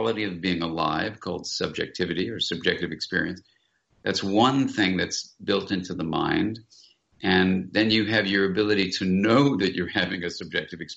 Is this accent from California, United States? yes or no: yes; Southern California, United States; I grew up here in Southern California, and I was walking along this beach where I was a kid and an adolescent